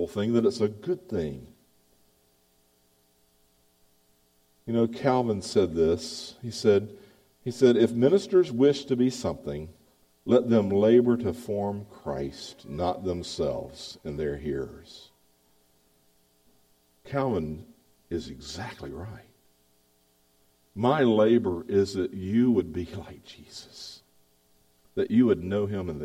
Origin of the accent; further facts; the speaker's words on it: the South, United States; accent: Southern; moved away as an adult; also born or lived in Baltimore; I'm a Southerner. I know it. I speak like a Southerner.